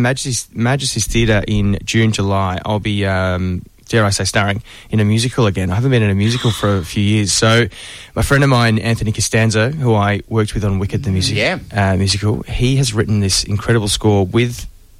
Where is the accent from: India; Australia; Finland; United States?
Australia; Melbourne, Victoria; As a kid growing up around the corner from Ramsey Street in Glen Waverley. So Vermont is just around the corner.